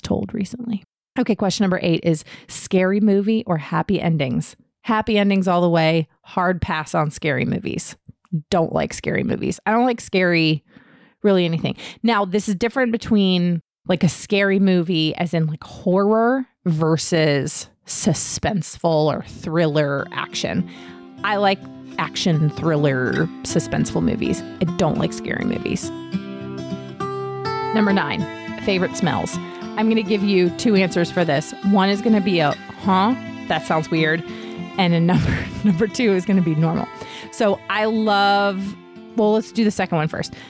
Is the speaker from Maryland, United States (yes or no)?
no; Herndon, Virginia, United States; moved away as an adult; also born or lived in Fairfax, Virginia; I grew up in Herndon, Virginia. I was born and raised there, lived in the exact same house my entire life until I went to college